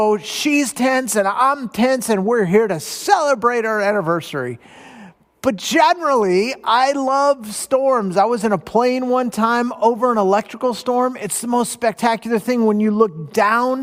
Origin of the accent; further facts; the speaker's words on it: Southern California, United States; Now, I grew up in Southern California. I'm a beach boy.